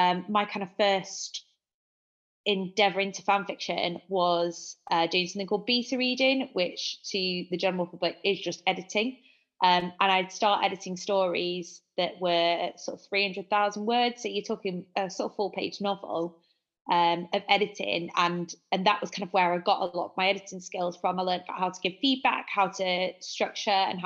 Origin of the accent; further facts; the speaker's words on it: Manchester, North West England, United Kingdom; accent: Manchester; also born or lived in France; I'm a journalist and a copywriter based in, if you can't tell by my accent, Manchester.